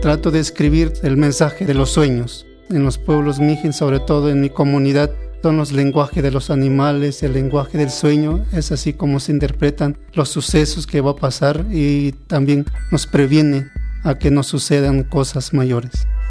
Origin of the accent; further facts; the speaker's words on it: Mixistlán de la Reforma, Oaxaca, Mexico; first language Mixe; Spanish is a second language; moved away as an adult; now in Mexico City, Mexico; Mi lengua materna es el mije